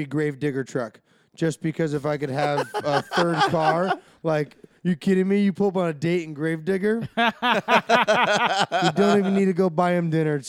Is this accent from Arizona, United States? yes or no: yes; Arizona, United States; I grew up born and raised in Arizona. Both my parents are from Denver.